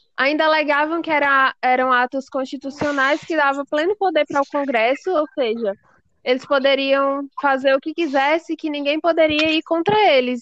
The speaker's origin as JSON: {"language": "Portuguese", "country": "Brazil", "said": "nós, como brasileiros"}